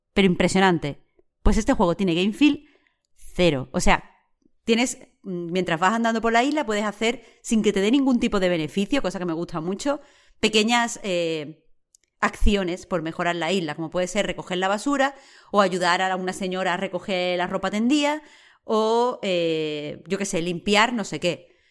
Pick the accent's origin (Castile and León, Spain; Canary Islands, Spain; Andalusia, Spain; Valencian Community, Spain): Andalusia, Spain; Rincón de la Victoria; la forma de vivir que es tan, tan, tan de mi pueblo, de cuando yo era chica, de Rincón, vaya, de Rincón de la Victoria.